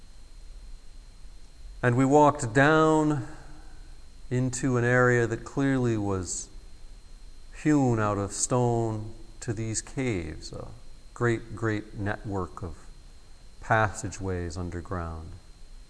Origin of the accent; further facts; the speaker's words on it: United States; as an American who had grown up in the Methodist Church